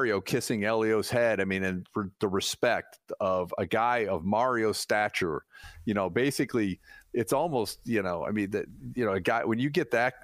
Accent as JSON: {"language": "English", "region": "Ohio", "country": "United States", "said": "I'm from Ohio"}